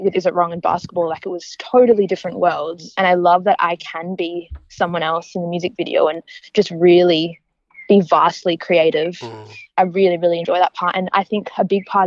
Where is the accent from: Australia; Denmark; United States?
Australia; Perth, Western Australia; now in Melbourne, Australia; we're all from Perth, coming over to Melbourne